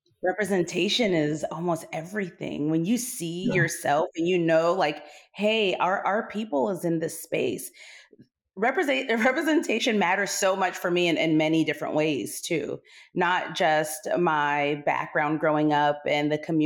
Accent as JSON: {"language": "English", "region": "Okinawa", "country": "Japan", "tie": "born or raised there", "said": "So yes, I grew up in Okinawa, Japan. I graduated from a DODIA school."}